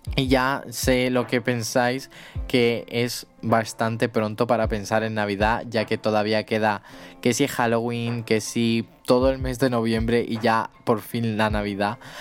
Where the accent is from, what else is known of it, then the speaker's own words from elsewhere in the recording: Spain; soy de España